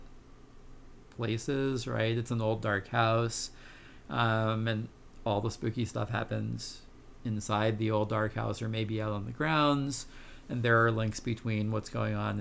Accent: New Jersey, United States; in New Jersey when I was growing up

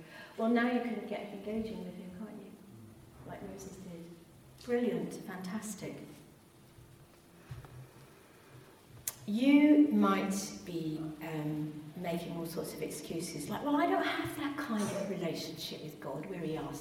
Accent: England, United Kingdom; We're very English

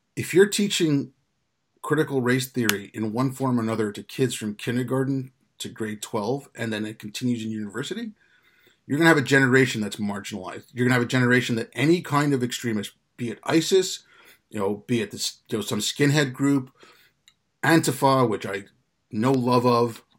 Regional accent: Quebec, Canada; also born or lived in India; I grew up in Canada

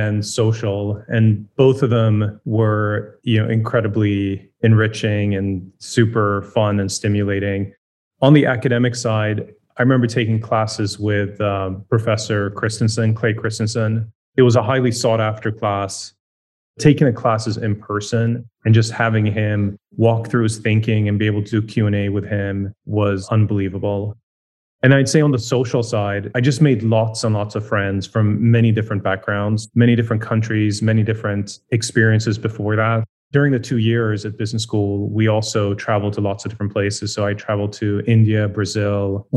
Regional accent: Sweden; moved away; I grew up in Sweden

